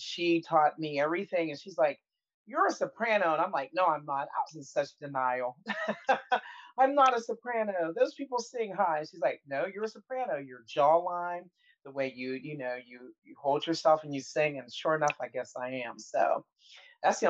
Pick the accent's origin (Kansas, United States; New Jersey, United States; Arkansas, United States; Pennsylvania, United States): Pennsylvania, United States; Pittsburgh; I was born and raised in Pittsburgh, Pennsylvania.